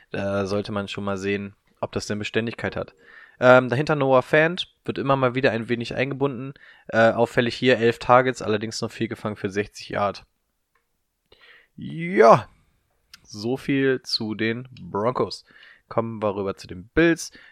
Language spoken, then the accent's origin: German; North Rhine-Westphalia, Germany; Ich bin im Ruhrgebiet aufgewachsen.